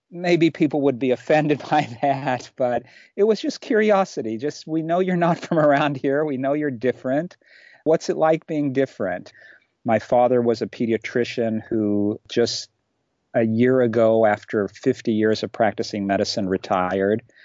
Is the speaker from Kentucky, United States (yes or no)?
yes; Kentucky, United States; moved away as an adult; also born or lived in Shiraz, Iran / Chicago area; now in Czech Republic; in the third grade moved to this particular town in Kentucky where I grew up.